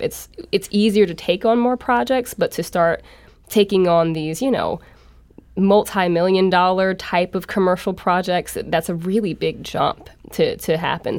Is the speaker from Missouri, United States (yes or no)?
yes; St. Louis, Missouri, United States; also born or lived in New Orleans / Chicago; I'm born and raised in Saint Louis